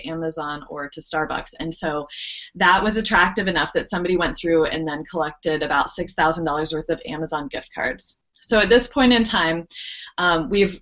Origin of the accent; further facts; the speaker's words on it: Dayton, Ohio, United States; I grew up in Ohio, and there's a large Roman Catholic presence in Dayton, where I lived